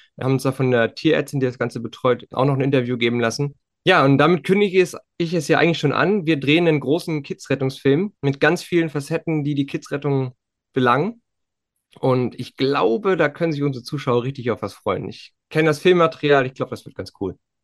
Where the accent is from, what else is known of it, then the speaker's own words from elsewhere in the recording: Western Pomerania, Mecklenburg-Vorpommern, Germany; bei uns in Vorpommern